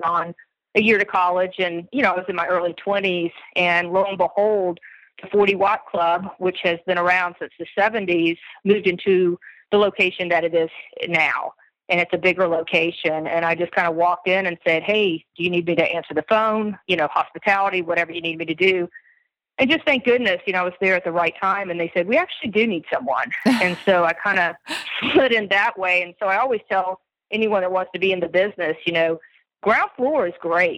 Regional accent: Atlanta, Georgia, United States; moved away as an adult; also born or lived in Athens, Georgia; I'm from Atlanta, Georgia

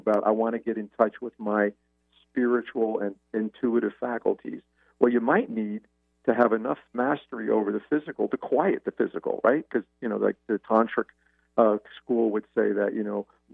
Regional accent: United States; as an Italian male, as a male, as an American

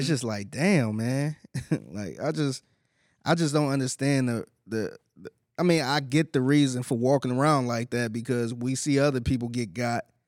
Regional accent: Cleveland, Ohio, United States; now in Houston, United States; I'm originally from Cleveland and I'm from the hood

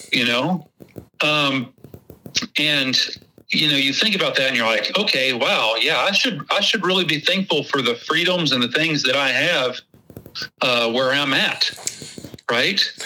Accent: Texas, United States; accent: Texas; my Texas accent

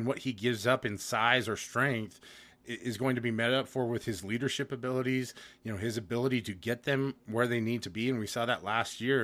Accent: Layton, Utah, United States; I'm from Layton.

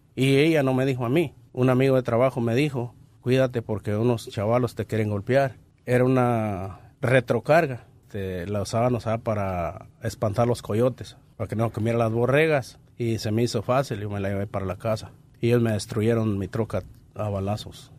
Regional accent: Pénjamo, Guanajuato, Mexico; moved away; Soy de Pénjamo, Guanajuato.

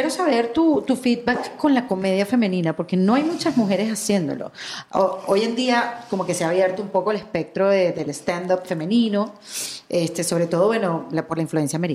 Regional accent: Venezuela; yo como venezolana

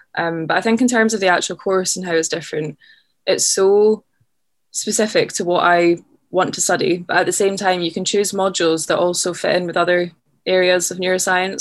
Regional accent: just outside of Glasgow, Scotland, United Kingdom; moved away as an adult; also born or lived in Loch Lomond; now in London, United Kingdom; I grew up sort of just outside of Glasgow

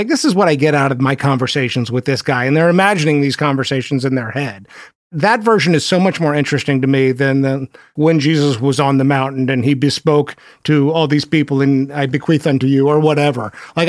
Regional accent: Texas, United States; accent: Texas; My Texas accent comes and goes. You put me in a room of Southerners and it comes screaming out.

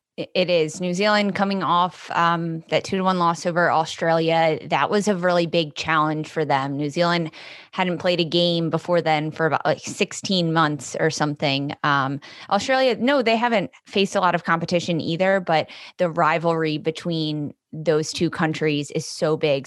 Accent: Philadelphia, Pennsylvania, United States; also born or lived in Milwaukee; I'm in Philadelphia, born and raised in Philadelphia

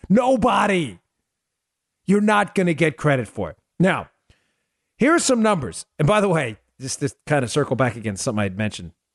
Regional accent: New York, United States; moved away; also born or lived in Maryland; I grew up in New York

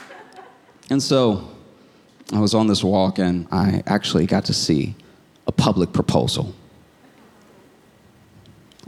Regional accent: the South, United States; I was raised in the South

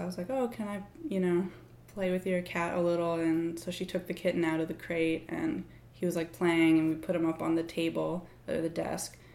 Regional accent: Boston, Massachusetts, United States; now in Chapel Hill, United States; I'm originally from Boston, Massachusetts

